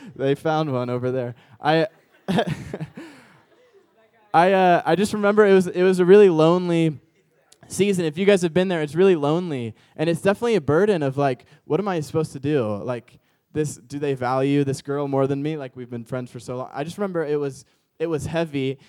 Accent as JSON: {"language": "English", "town": "St. Louis", "region": "Missouri", "country": "United States", "tie": "born or raised there", "also_born_or_lived": "Chicago, Illinois", "moved": "yes", "lives_now": "Orange County, United States", "said": "I'm from the Midwest area. Like, I grew up in Saint Louis and lived in Chicago."}